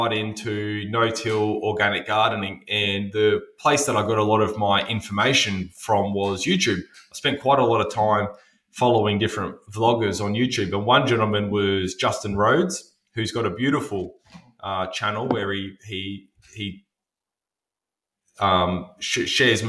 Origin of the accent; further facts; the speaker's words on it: Albury, New South Wales, Australia; my hometown